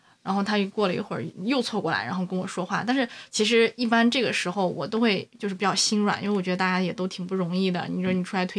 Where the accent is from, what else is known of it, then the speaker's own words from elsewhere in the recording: China; 可能我们中国人就是骨子里面有奴性吧